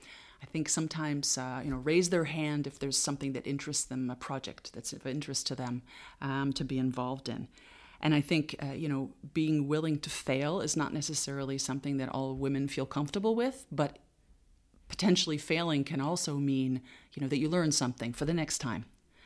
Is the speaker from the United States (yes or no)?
yes; Boston, Massachusetts, United States; now in Luxembourg; because I came from Boston, people said, oh, Boston's, you know, one of the two cities in the U.S.